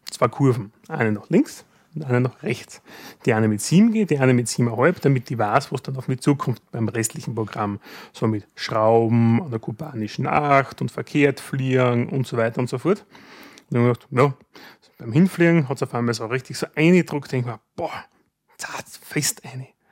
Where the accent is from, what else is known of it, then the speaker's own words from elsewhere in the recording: Styria, Austria; bei uns in der Steiermark